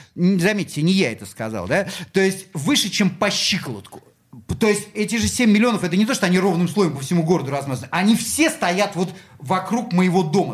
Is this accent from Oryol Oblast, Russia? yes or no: no; Saint Petersburg, Russia; я здесь родился